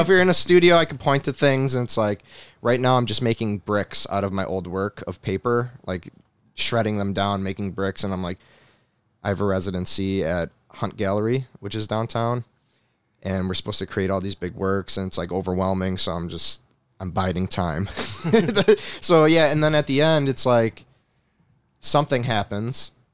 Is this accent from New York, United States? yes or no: yes; New York, United States; moved away as an adult; I'm back in my mom's house. I'm back in my hometown